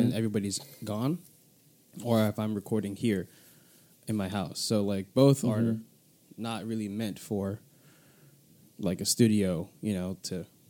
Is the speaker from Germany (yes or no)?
no; United States; I'm a first generation born and raised in America